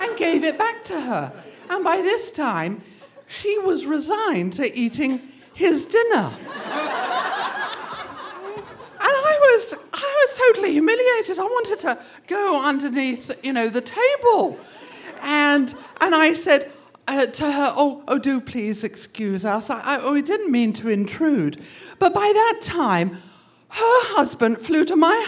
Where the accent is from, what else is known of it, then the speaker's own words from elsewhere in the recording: England, United Kingdom; moved away as an adult; also born or lived in Boston; now in United States; When I grew up in England